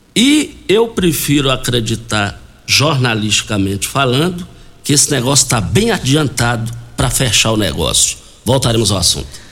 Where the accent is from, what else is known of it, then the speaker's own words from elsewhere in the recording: Rio Verde, Goiás, Brazil; do quilômetro 6, saída para Itumbiara, onde nós nascemos ali no Douradinho. Dali nós fomos para a Laje